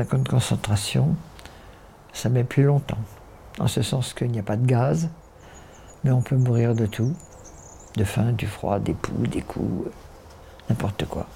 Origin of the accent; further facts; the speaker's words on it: Paris, Île-de-France, France; Je vivais à Paris avec ma mère